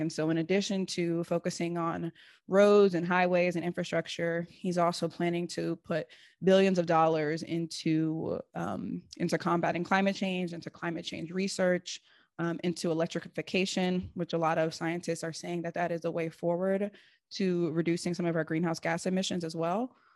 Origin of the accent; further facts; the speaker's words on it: Seattle, Washington, United States; moved away; also born or lived in East Coast, United States; growing up in Seattle, it was like, if you're not sorting your compost correctly